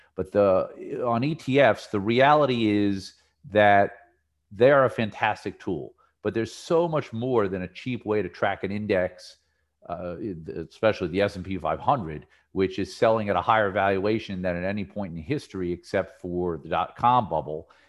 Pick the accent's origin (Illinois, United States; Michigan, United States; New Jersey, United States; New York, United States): New Jersey, United States; when I was a kid growing up in New Jersey